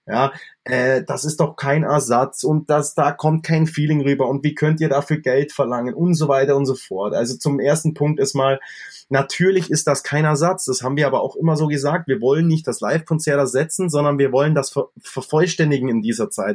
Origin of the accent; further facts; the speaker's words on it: Allgäu, Bavaria, Germany; bei uns im Allgäu